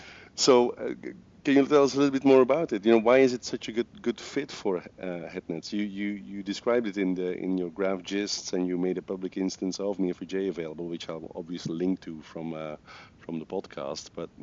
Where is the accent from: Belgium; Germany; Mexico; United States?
Belgium; first language Dutch; English is a second language; I'm from Belgium, and my mother tongue is Dutch.